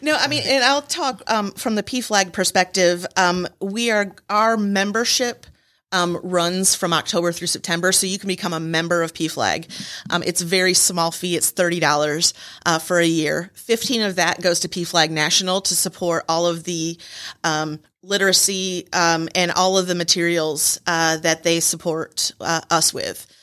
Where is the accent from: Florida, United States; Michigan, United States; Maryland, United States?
Michigan, United States; moved away as an adult; now in Rome, Georgia, United States; I am from Michigan